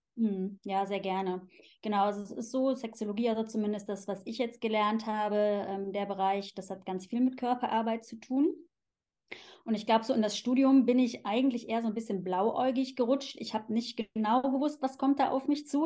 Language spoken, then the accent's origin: German; Cologne, North Rhine-Westphalia, Germany; moved away as an adult; also born or lived in Switzerland; now in Zurich, Switzerland; Ich komme ursprünglich aus Köln eben. Das ist äh, meine Heimat. Da bin ich geboren und aufgewachsen